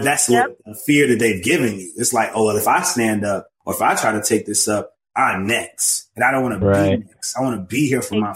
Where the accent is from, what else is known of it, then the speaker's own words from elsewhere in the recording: the South, United States; now in Chicago, United States; I grew up in the church and I'm from the South